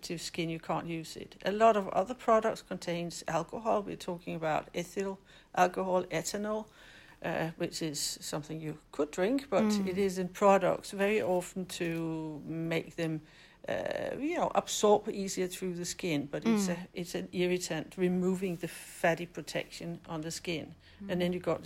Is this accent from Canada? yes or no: no; Denmark; English is a second language; moved away as an adult; now in West Sussex, United Kingdom; as you can hear in my accent, I'm definitely not British, but I'm Danish